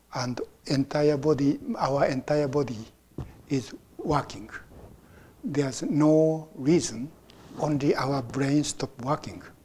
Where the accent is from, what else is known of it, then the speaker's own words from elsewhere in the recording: Japan; now in United States; I was born in Japan and I became a Buddhist, and now I live in America. So my view is uh, basically Japanese Buddhist point of view